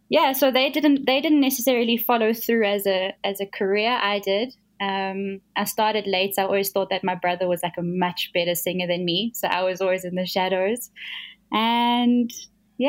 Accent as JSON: {"language": "English", "town": "Johannesburg", "region": "Gauteng", "country": "South Africa", "tie": "born or raised there", "said": "So I was born in Joburg. I've grown up here my whole life."}